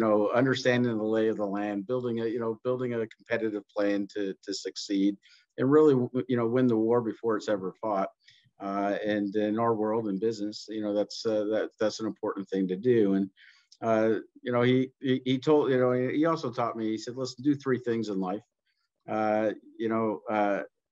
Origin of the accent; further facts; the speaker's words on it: New Jersey, United States; I grew up in New Jersey